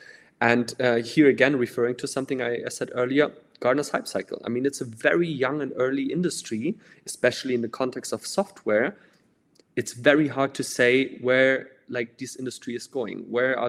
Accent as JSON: {"language": "English", "country": "Denmark", "said": "I'm from Denmark"}